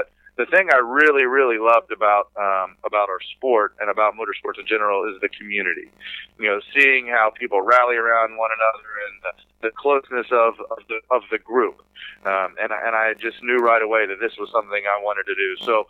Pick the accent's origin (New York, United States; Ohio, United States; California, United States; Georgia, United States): Georgia, United States; Atlanta; I grew up in Atlanta, Georgia